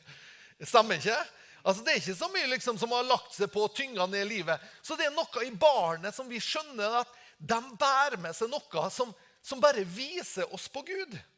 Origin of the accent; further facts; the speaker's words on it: Tingvoll, Møre og Romsdal, Norway; jeg kommer fra Tingvoll